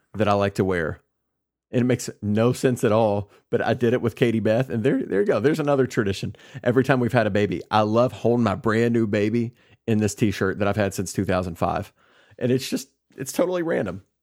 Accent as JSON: {"language": "English", "region": "Kentucky", "country": "United States", "tie": "born or raised there", "moved": "as an adult", "said": "I'm back in my hometown. My parents are here. Sarah's parents are here. We've got that built-in network, and that's one reason that we moved back here to Kentucky"}